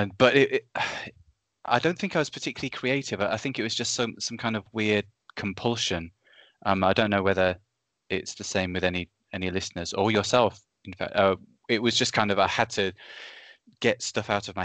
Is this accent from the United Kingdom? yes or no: yes; Reading, South East England, United Kingdom; But I was from Reading, a place called Reading in the UK, which is it's southeast England, quite near London. But it's basically just a kind of big suburbia that I lived